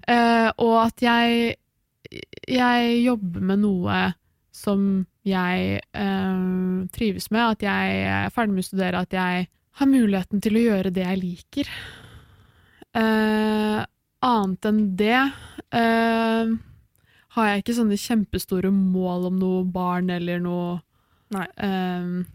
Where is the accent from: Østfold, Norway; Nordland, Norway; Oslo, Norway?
Oslo, Norway; moved away as an adult; now in Bergen, Norway; jeg er fra Oslo.